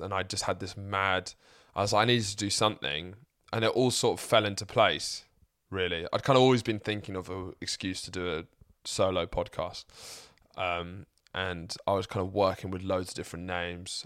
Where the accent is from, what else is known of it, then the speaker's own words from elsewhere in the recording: Lewes, South East England, United Kingdom; moved away as an adult; also born or lived in Midlands; now in London, United Kingdom; I live in London, my mum lives in and I grew up in Sussex, and I went to uni in the Midlands